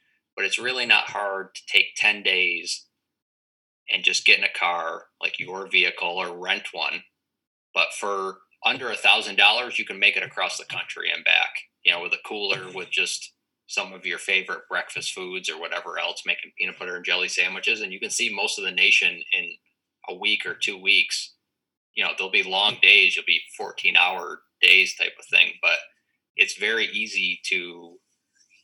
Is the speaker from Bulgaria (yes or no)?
no; East Coast, New England, Western Massachusetts, United States; I'm from the East Coast